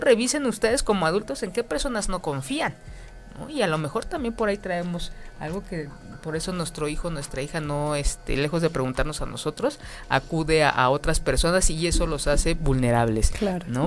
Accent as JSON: {"language": "Spanish", "country": "Mexico", "said": "como mexicanos"}